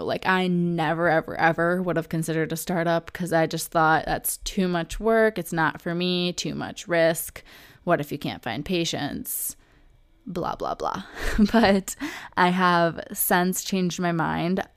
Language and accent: English; Oakland County, Michigan, United States; also born or lived in Metro Detroit; where I grew up in Oakland County, Michigan